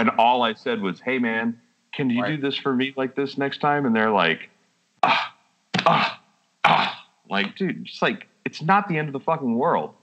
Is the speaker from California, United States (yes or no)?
no; Texas, United States; We're from Texas